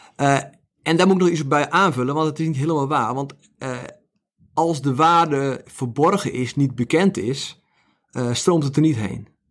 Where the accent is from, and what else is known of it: Netherlands